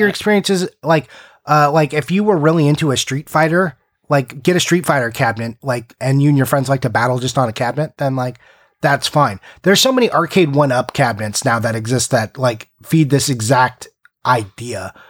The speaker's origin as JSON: {"language": "English", "town": "Simi Valley", "region": "California", "country": "United States", "tie": "born or raised there", "said": "my hometown, Simi Valley"}